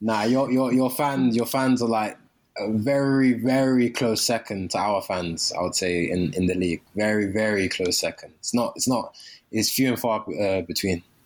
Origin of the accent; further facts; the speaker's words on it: London, United Kingdom; moved away; I'm from London.